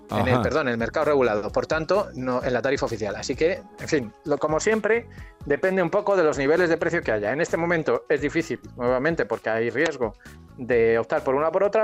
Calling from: Alcalá de Guadaíra, Andalusia, Spain; Buenos días … de Alcalá de Guadaira.

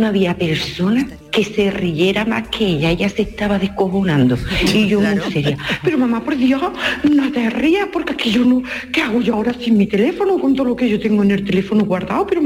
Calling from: Córdoba, Andalusia, Spain; de Córdoba.

